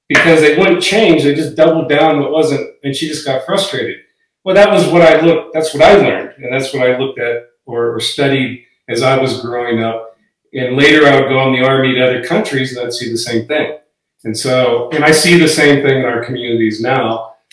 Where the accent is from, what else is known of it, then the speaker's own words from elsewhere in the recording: Fort Belknap Reservation, Montana, United States; moved away; also born or lived in Idaho / Oregon; Yeah, so I'm actually from Montana. I grew up on, uh, my dad worked for the Bureau of Indian Affairs for a long time, and I grew up in the Fort Belknap Reservation